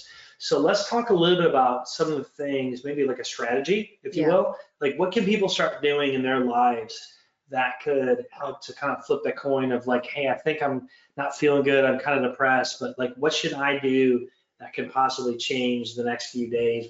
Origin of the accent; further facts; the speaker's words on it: Canada; sorry, but I'm Canadian, half American, half Ukraine, half this. Doesn't matter. I'm from all over the country in the world